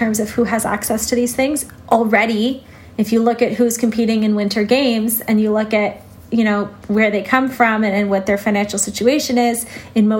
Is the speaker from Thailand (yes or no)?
no; Canada; as a Canadian